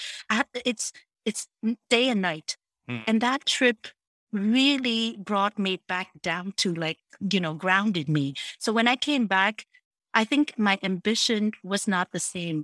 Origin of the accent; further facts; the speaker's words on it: Montreal, Quebec, Canada; English is a second language; also born or lived in Saigon, Vietnam; I come from Montreal and I grew up here